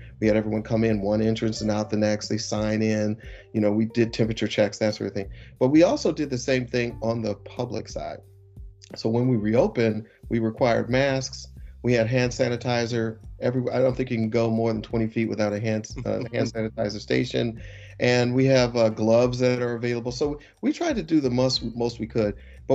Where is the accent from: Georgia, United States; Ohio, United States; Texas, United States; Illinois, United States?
Illinois, United States; Chicago; now in Detroit, United States; I'm from Chicago originally, so I grew up with Lester Holt as my anchor